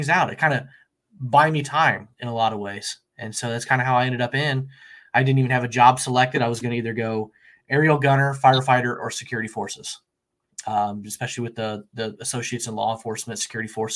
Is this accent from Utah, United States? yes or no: no; Central Illinois, United States; I'm from Central Illinois, born and raised here